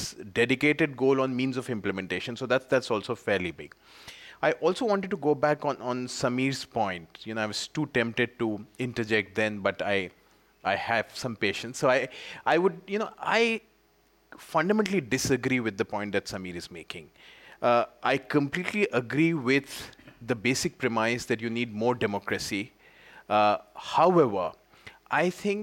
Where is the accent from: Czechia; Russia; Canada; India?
India; an Indian citizen